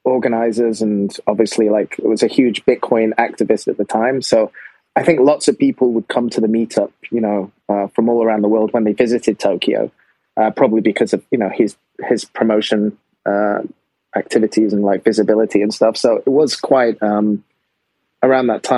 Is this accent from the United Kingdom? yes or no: yes; England, United Kingdom; now in Japan; I'm from England